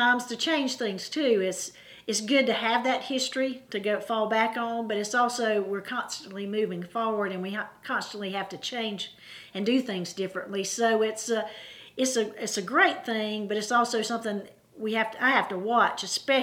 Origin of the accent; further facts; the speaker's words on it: Anderson School District 3, South Carolina, United States; I grew up in Anderson School District 3